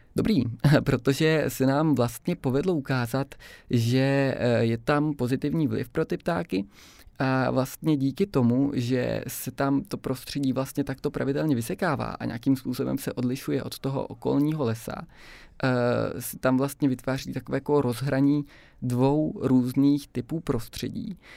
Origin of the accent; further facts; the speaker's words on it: Brno, South Moravian Region, Czechia; moved away as an adult; now in Prague, Czech Republic; já jsem původně z Brna a teď jsem se teda jako přestěhoval do Prahy